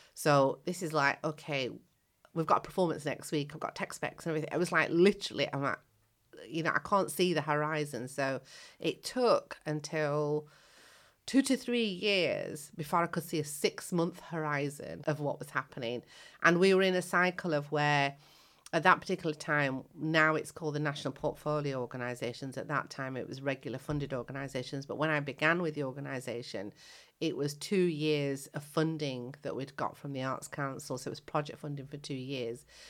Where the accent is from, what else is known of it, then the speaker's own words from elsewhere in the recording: United Kingdom; also born or lived in Kenya / Indian heritage; when I came to the UK as a child of seven, I came from Africa.